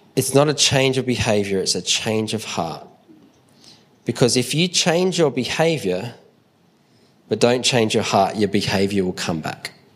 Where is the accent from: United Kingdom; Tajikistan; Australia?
Australia; Adelaide, South Australia; we're from Adelaide and Adelaide Airport's small